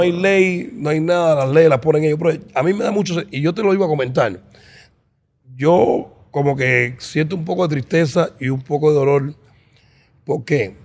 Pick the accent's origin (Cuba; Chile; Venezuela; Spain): Cuba; moved away